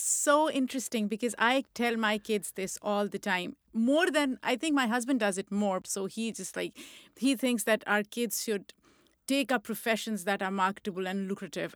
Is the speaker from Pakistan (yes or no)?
yes; Lahore, Punjab, Pakistan; moved away as an adult; also born or lived in Rawalpindi, Pakistan; now in United States; I was born in Pindi and I was raised in Lahore